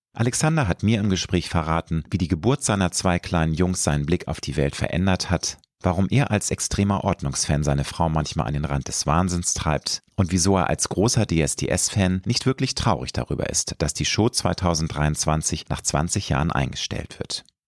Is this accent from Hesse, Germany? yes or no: no; Hamburg, Germany; Peripherie von Hamburg, meiner Heimatstadt